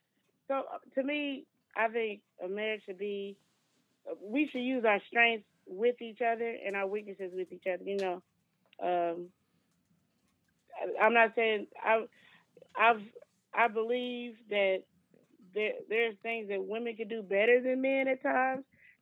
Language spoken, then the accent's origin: English; Kansas City, United States; I can. I'm from Kansas City.